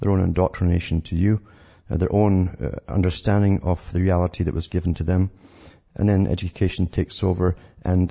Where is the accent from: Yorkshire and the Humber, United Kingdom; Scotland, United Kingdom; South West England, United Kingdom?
Scotland, United Kingdom; I'm from Scotland